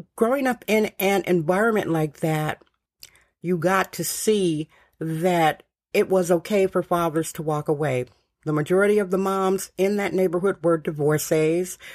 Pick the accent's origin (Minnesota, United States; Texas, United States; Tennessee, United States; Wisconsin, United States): Wisconsin, United States; Milwaukee; moved away; also born or lived in San Francisco; I am originally from Milwaukee, Wisconsin.